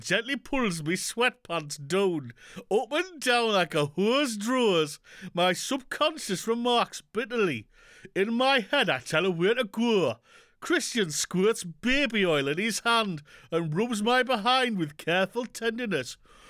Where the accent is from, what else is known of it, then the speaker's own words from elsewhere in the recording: Yorkshire and the Humber, United Kingdom; accent: Yorkshire; West Yorkshire.